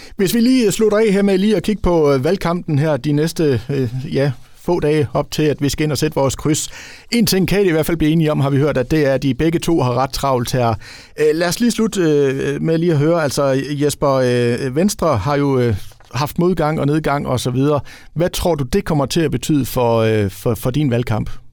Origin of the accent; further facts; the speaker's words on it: Ribe, Southern Denmark, Denmark; jeg kommer jo selv fra Ribe